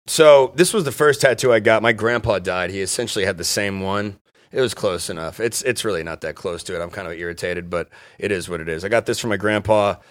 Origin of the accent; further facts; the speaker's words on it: Dayton, Ohio, United States; I'm from Dayton